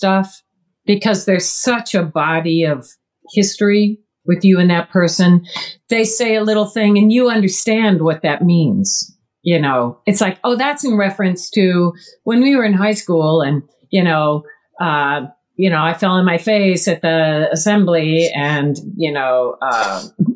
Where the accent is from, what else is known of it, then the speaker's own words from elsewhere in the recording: Midwest, United States; I'm a girl from the Midwest. So sarcasm is how Midwesterners do humor